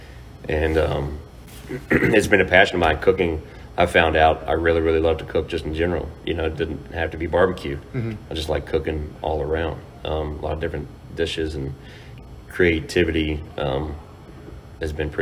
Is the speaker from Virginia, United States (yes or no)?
yes; Fluvanna County, Virginia, United States; Born and raised here, lived in Lake Monticello, and still living here in Flavanna